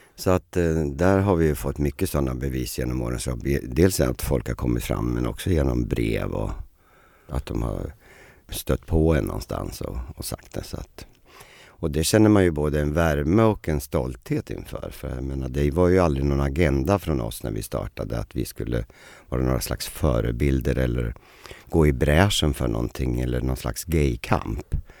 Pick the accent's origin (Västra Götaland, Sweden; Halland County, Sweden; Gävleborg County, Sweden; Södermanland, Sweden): Södermanland, Sweden; Eskilstuna; moved away; also born or lived in Stockholm; Jag var ju lite barnstjärna hemma i Eskilstuna